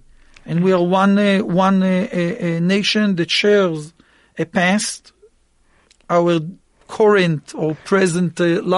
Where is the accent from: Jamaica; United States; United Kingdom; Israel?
Israel; I hold a very strong Zionist identity. I grew up in Israel. Israel is my homeland. I'm raising my kids in Israel